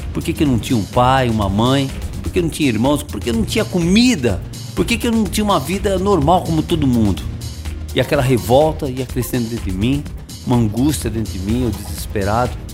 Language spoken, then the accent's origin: Portuguese; São Paulo, Brazil; moved away; eu sou de São Paulo, nasci em São Paulo, na capital